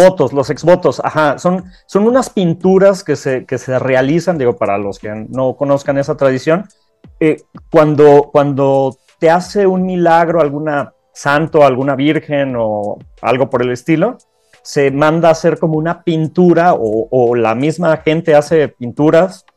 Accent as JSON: {"language": "Spanish", "region": "Querétaro", "country": "Mexico", "said": "en Querétaro tenemos la única, la única iglesia"}